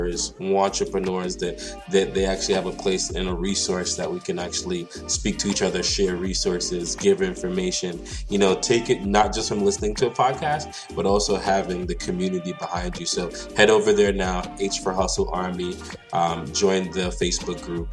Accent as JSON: {"language": "English", "country": "Jamaica", "said": "I grew up, I'm Jamaican. So I grew up eating okras like in steamed fish"}